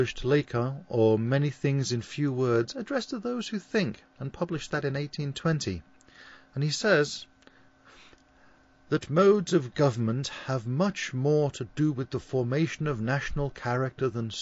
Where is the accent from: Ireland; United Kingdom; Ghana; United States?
United Kingdom; Liverpool, North West England; accent: Scouse; my Liverpoolian accent. This is. It's called Scouse